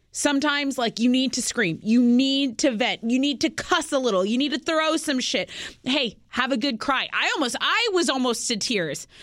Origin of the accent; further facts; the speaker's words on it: Texas, United States; we're from Texas